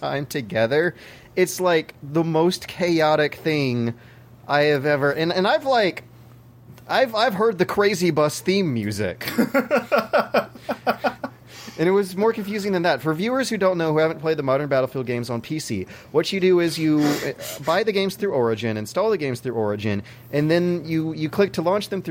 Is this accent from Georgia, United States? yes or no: yes; Georgia, United States; moved away; I grew up in Georgia